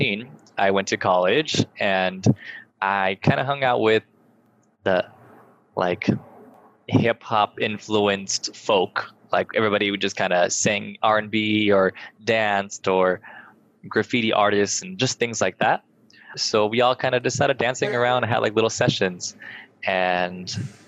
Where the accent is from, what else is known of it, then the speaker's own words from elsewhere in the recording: Ontario, California, United States; also born or lived in Upland, California; I was born in Upland, but raised in Ontario. The boring one, not the cool one. Not Canada, Ontario, California